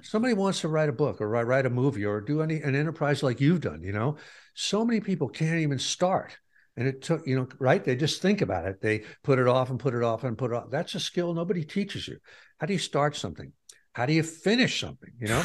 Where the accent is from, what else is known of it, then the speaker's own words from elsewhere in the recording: Pleasantville, New York, United States; moved away; The town I g, I grew up in was Pleasantville